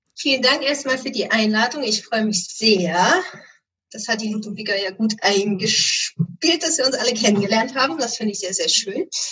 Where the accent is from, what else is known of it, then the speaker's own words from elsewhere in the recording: Erzgebirge, Saxony, Germany; moved away as an adult; now in Flensburg, Germany; gebürtig komme ich allerdings aus dem Erzgebirge in hm. Sachsen.